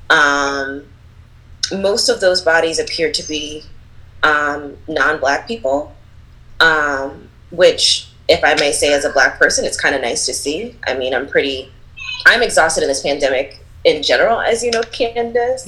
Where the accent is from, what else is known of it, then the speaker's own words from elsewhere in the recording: Philadelphia, Pennsylvania, United States; I grew up in Philly. I'm born and raised from there